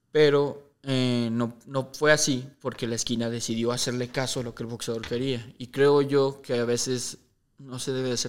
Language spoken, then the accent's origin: Spanish; Mexico; somos mexicanos